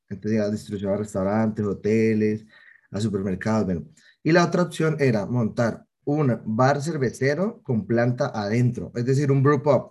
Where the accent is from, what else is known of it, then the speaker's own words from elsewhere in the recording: Cali, Valle del Cauca, Colombia; also born or lived in Florencia, Caquetá; yo nací en Florencia, Caquetá, eh, acá en Colombia, me trajeron de un año para Cali, entonces me considero como muy caleño, llevo 27 años aquí